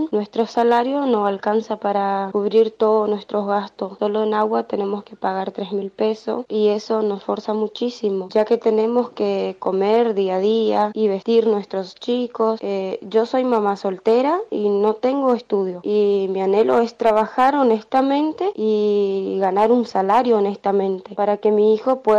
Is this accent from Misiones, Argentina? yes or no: yes; Andresito, Misiones, Argentina; de Andresito.